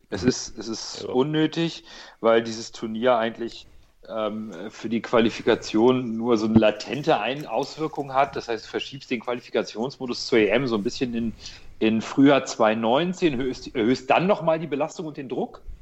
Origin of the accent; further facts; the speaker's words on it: Portugal; now in Germany; Ich bin ja auch eine Portugiese, ne? Also ich bin ja, ich habe auch keinen deutschen Pass.